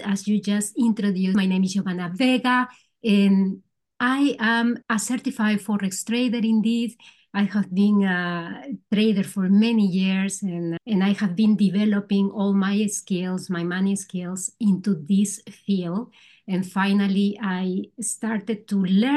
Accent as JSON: {"language": "English", "country": "Peru", "also_born_or_lived": "Spain", "second_language": "English", "moved": "as an adult", "lives_now": "Netherlands", "said": "I am originally from Peru. I came 26 years ago here to the Netherlands"}